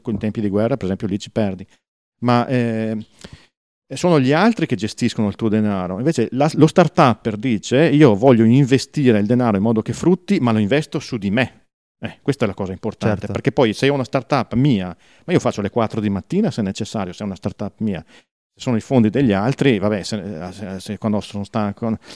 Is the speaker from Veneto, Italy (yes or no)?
yes; Verona, Veneto, Italy; ci sono io di Verona